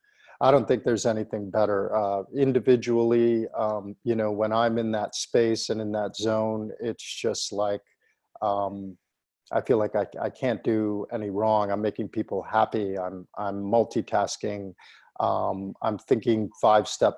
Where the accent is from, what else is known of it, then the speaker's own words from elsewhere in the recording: Plymouth, Michigan, United States; in my hometown of Plymouth, Michigan